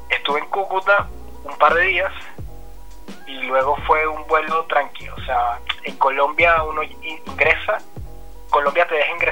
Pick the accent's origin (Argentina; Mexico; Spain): Argentina; incluso siendo argentino no es sencillo